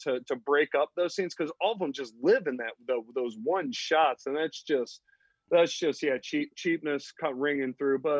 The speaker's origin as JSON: {"language": "English", "region": "Missouri", "country": "United States", "said": "we're from Missouri"}